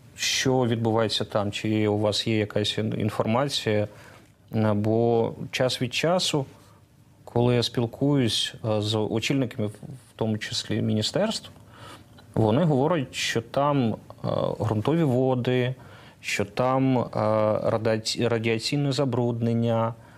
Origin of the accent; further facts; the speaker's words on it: Zaporizhzhia, Zaporizhzhia Oblast, Ukraine; Я з Запоріжжя.